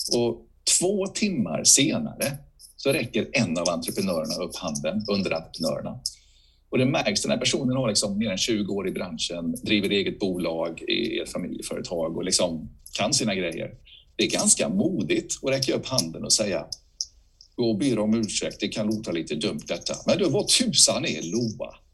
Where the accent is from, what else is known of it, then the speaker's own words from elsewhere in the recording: Bankeryd, Jönköping County, Sweden; moved away; also born or lived in Huskvarna; min hemort i Huskvarna. Eller Bankeryd med mina föräldrar har flyttat till Huskvarna